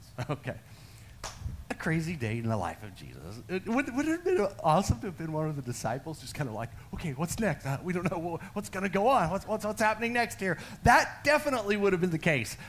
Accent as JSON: {"language": "English", "region": "Texas", "country": "United States", "said": "I'm, am a Texan. I'm a full blooded Texan."}